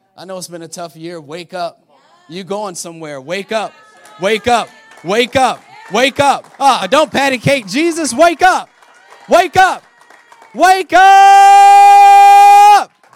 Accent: Florida, United States; moved away; I'm from Florida

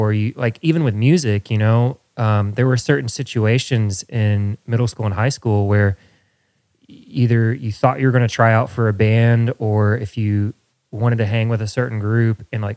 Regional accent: Midwest, United States; growing up in the Midwest when it was cold and rainy

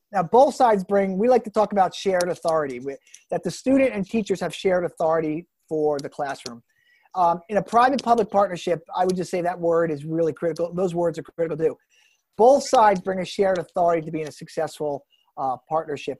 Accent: New Jersey, United States; growing up in New Jersey

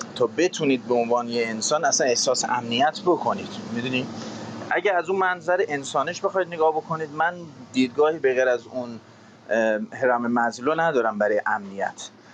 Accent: Iran; also born or lived in England; now in United Kingdom; مثل ما تو ایران بزرگ شدیم

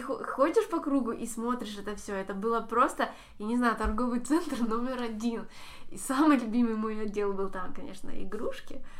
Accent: Simferopol, Crimea, Ukraine; как для коренного жителя Симферополя, рожденного здесь

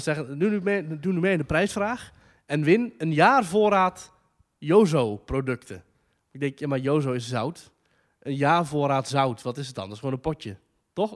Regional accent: Netherlands; ik uit Nederland kom

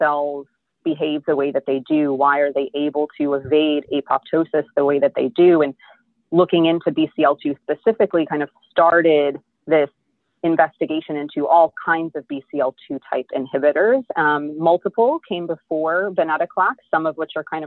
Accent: New Jersey, United States; also born or lived in Georgia / Kentucky / Texas; now in Houston, United States; I was born in New Jersey, so I'm a northern girl at heart

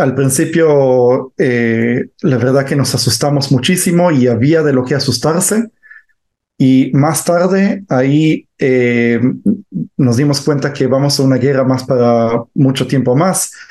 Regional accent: Israel; yo nací en Israel, pero eh, mis padres son judíos de eh, Argentina

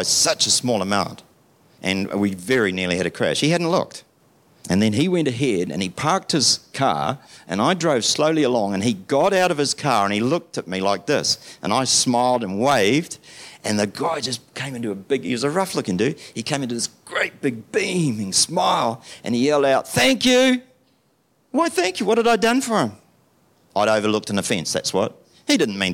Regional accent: United Kingdom; now in New Zealand; I'm still a Brit. I'm not a New Zealander

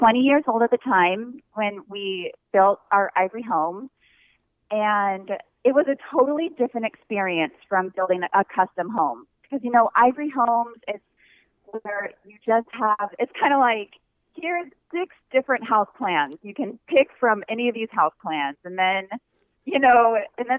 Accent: Pollock Pines, California, United States; moved away as an adult; also born or lived in Provo, Utah; now in Oahu, United States; we're actually both from California

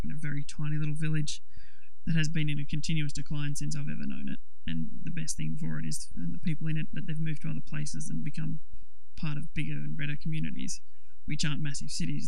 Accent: Temora, New South Wales, Australia; I'm actually from Tamora, a couple of towns over from you

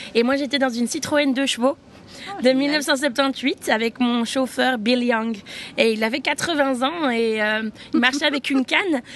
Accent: Switzerland; Je suis suisse.

